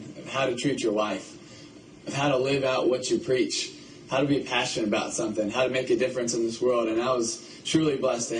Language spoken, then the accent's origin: English; Philippines; born there; You know, I was born in the Philippines to missionary parents, and I was the baby of five.